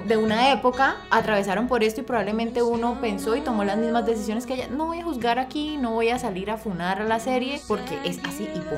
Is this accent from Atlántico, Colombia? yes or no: no; Pamplona, Norte de Santander, Colombia; yo soy de Pamplona, Pamplona es, sí, es, un, es una ciudad pequeña, es un pueblo